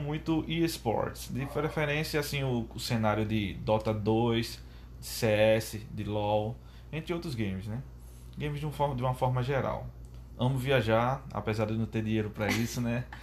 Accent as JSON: {"language": "Portuguese", "town": "Maceió", "region": "Alagoas", "country": "Brazil", "tie": "born or raised there", "said": "sou natural de Maceió, Alagoas, o paraíso das águas"}